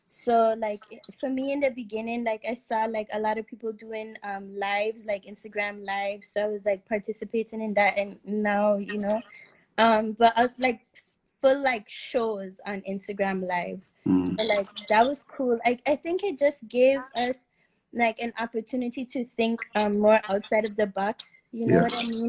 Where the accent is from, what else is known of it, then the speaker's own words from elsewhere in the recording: Sint Maarten; now in Netherlands; I'm from St. Martin, the Caribbean. I'm a singer-songwriter, and yeah, I'm living in the Netherlands right now.